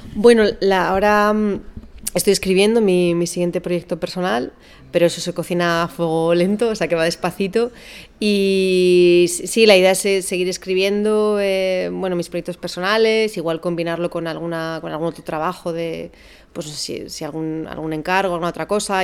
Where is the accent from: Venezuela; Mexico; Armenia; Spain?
Spain; Basque Country; Yo soy del País Vasco